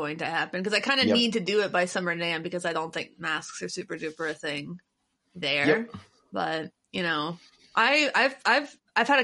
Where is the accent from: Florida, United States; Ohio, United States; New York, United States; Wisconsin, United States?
Ohio, United States; accent: Midwest; moved away; Ohio bros, you know, Ohioans gotta stick together even, and especially after we leave Ohio